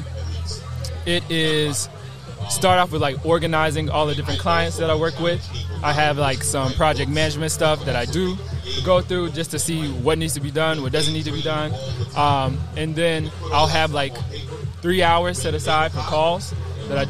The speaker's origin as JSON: {"language": "English", "town": "Pontotoc", "region": "Mississippi", "country": "United States", "tie": "born or raised there", "moved": "yes", "said": "I'm from Pontotoc"}